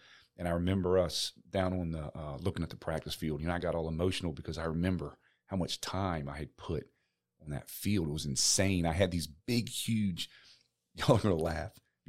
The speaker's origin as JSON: {"language": "English", "region": "Maryland", "country": "United States", "tie": "born or raised there", "said": "when we grew up in Maryland near the beaches in, okay, you know, Ocean City and in the Chesapeake Bay or whatever."}